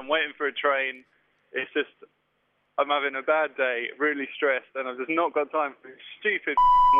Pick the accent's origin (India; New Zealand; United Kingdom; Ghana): United Kingdom; Northampton, East Midlands; Northampton, actually.